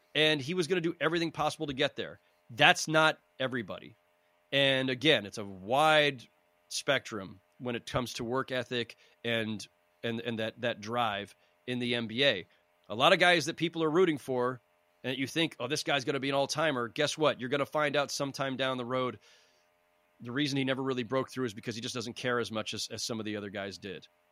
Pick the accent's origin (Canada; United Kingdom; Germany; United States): United States; San Jose, California; I grew up in San Jose, California, in the Bay Area